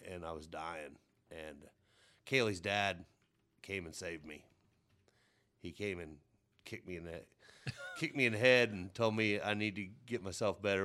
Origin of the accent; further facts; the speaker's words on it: Mount Carmel, Illinois, United States; now in Terre Haute, United States; we all moved down to Mount Carmel, Illinois